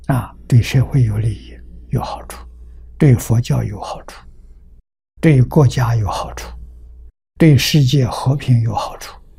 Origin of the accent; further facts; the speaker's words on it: China; 我们中国人